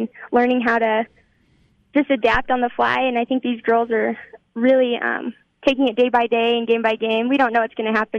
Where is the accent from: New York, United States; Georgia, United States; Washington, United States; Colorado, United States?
Colorado, United States; Greeley; So I grew up in Greeley. I lived here my whole life.